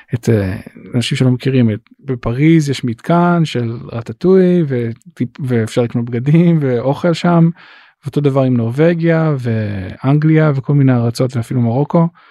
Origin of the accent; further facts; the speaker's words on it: Israel; moved away as an adult; also born or lived in Los Angeles, United States; now in United States; אני ישראלי ואני מאוד, מאוד גאה בזה שאני ישראלי